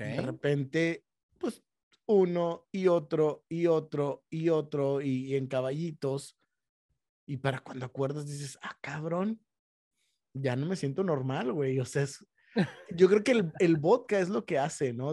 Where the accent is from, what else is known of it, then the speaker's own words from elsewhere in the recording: Mexico; nosotros como mexicanos